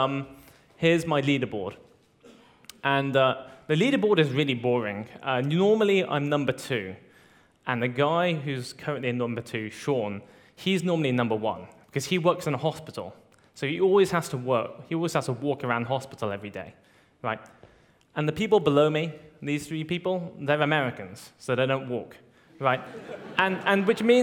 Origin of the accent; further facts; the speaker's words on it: United Kingdom; moved away; my hometown in the UK